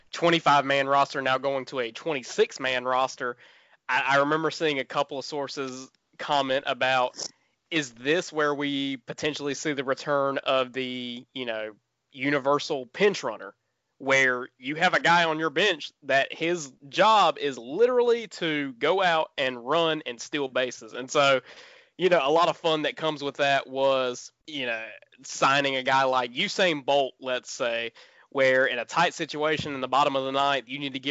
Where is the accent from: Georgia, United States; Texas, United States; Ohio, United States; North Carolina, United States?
North Carolina, United States; my home state